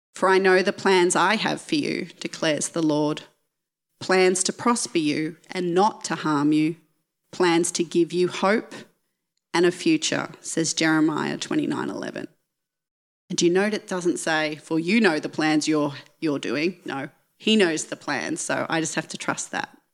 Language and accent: English; Geelong, Victoria, Australia; moved away as an adult; I grew up just outside of Geelong